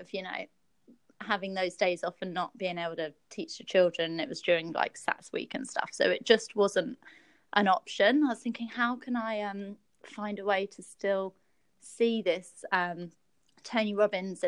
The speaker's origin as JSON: {"language": "English", "country": "United Kingdom", "moved": "yes", "said": "I'm originally from the UK"}